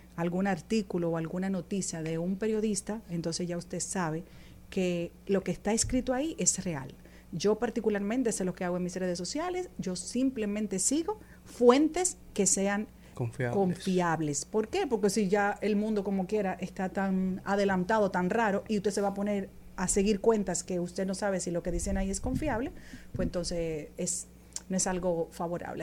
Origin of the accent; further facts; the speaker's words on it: Dominican Republic; nosotros los dominicanos